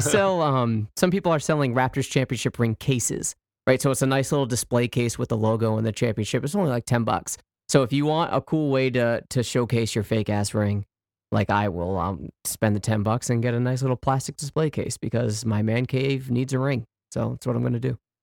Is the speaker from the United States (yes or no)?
yes; United States; moved away; also born or lived in Canada; this is coming from an American saying this, so, like, you know, I'm, I'm pretty much a, a, a, an adopted Canadian